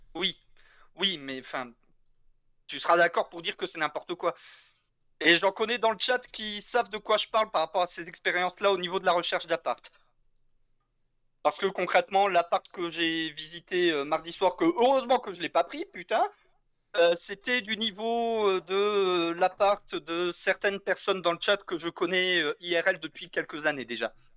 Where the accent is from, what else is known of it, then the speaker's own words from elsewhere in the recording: French Basque Country, Nouvelle-Aquitaine, France; moved away as an adult; je suis natif du Pays Basque